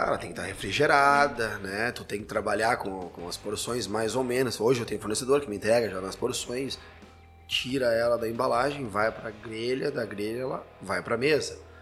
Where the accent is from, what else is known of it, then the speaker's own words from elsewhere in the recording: Santa Maria, Rio Grande do Sul, Brazil; now in Caxias do Sul, Brazil; eu sou de Santa Maria, para quem não sabe, eu moro aqui já há 20 anos. Então, já sou mais caxiense do que santa mariense